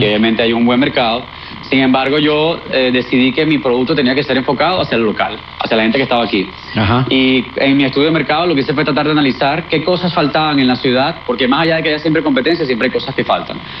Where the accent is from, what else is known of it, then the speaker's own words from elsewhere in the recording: Venezuela; moved away as an adult; nosotros como sociedad, como venezolanos